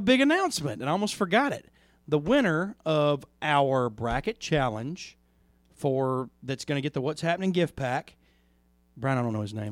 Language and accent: English; Plantersville, Mississippi, United States; I grew up in Plantersville for the mo, for half of my life.